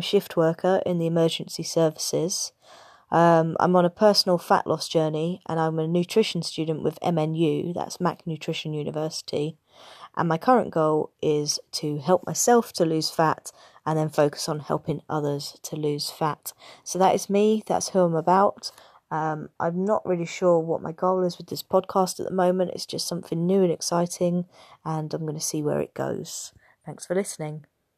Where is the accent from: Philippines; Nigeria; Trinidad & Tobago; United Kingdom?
United Kingdom; Essex, East of England; now in Norwich, United Kingdom; I'm from Essex, in England.